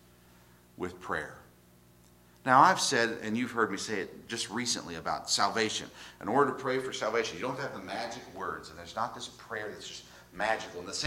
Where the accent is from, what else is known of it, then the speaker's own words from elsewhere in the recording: the South, United States; I grew up in the South, in religious areas, Bible Belt